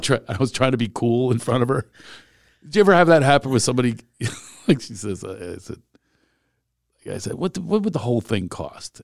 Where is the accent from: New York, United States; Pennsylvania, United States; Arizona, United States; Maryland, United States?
Pennsylvania, United States; Philadelphia; moved away; I grew up in Philly.